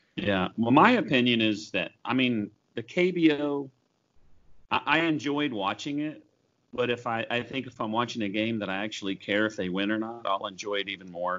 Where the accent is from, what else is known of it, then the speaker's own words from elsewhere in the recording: Oklahoma, United States; I grew up in Oklahoma